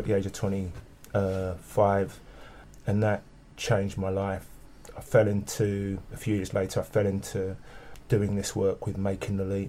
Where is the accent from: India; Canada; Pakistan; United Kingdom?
United Kingdom; London; I'm a Londoner born and bred, West London specifically.